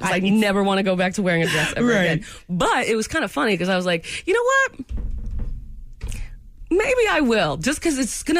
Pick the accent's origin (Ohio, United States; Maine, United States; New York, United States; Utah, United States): Maine, United States; moved away; Well, so I grew up in New England.